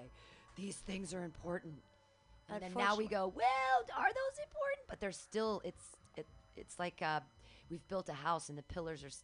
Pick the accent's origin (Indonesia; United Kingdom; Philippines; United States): United States; Danville, California; Danville, which is here, Bay Area.